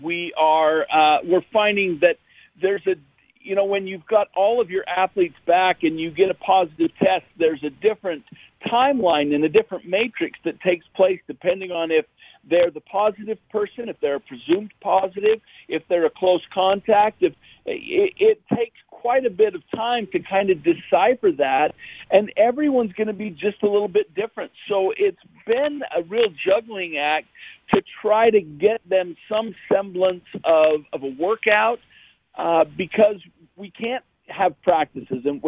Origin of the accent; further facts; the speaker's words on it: Logan, Utah, United States; now in California, United States; I grew up in Logan